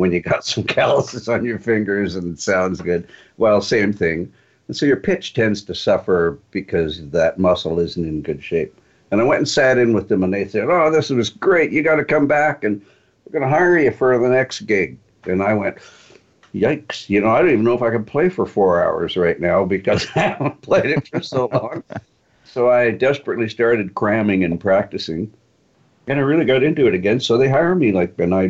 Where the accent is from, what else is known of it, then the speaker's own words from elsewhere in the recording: Toronto, Ontario, Canada; moved away; also born or lived in Calgary / Vancouver; I grew up in Toronto, and that was a real R&B town